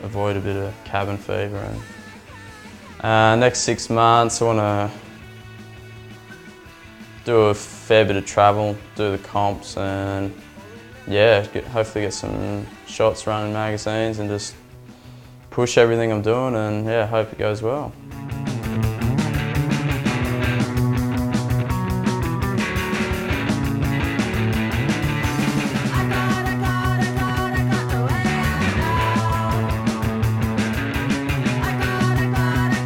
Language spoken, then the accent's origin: English; Margaret River, Western Australia, Australia; I'm from Margaret River, Western Australia.